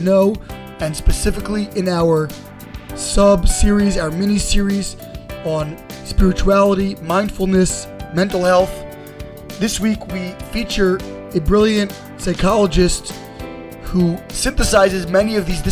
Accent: Baltimore, Maryland, United States; I went to Beth Tefillah in Baltimore

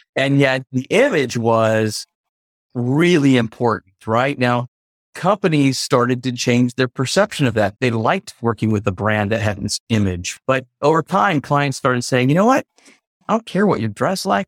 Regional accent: United States; also born or lived in New York / Connecticut / Maryland; now in Memphis, United States; I was born in New York, grew up in Connecticut and Maryland, D C area

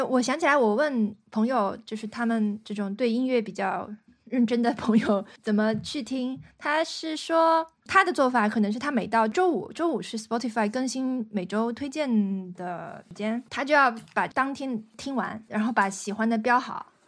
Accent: northern China, China; 我是嗯。北方人嘛

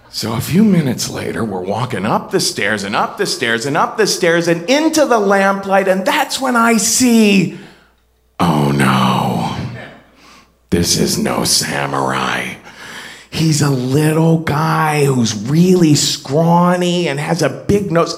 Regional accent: Ohio, United States; I'm from Ohio.

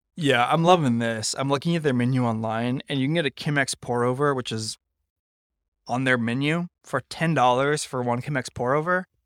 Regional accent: Napa, California, United States; I grew up in Napa

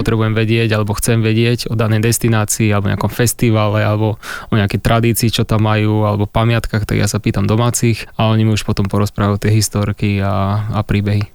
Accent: Handlová, Trenčín Region, Slovakia; u nás v Handlovej to bolo tak, že každá trieda vždycky potom v tercii

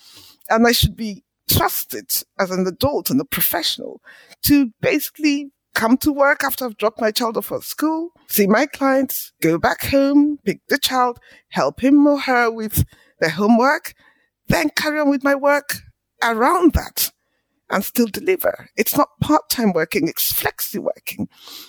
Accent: Port Harcourt, Rivers State, Nigeria; I was born in Nigeria in the 60s, went to school in Nigeria. All of my early education was in Port Harcourt, which is in the southern part of the country.

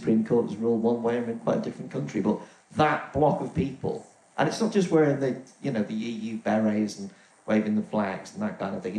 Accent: the Northwest, North West England, United Kingdom; I'm from the Northwest

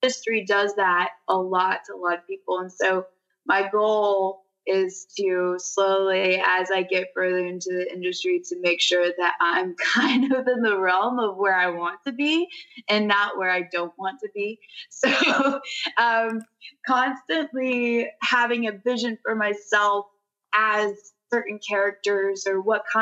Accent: Nashville, Tennessee, United States; I'm an actress from Nashville, Tennessee

